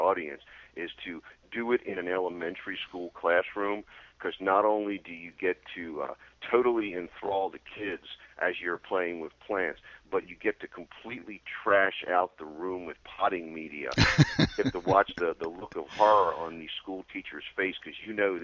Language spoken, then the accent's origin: English; Baltimore, Maryland, United States; when I was 7 or 8 years old growing up in Baltimore